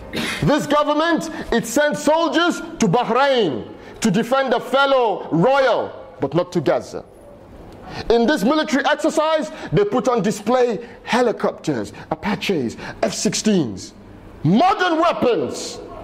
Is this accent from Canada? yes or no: no; United Kingdom; I'm British, but this is your ummah.